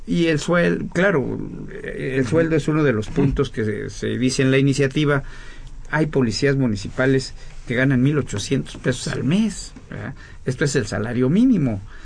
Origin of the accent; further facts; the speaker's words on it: State of Mexico, Mexico; yo mismo soy mexiquense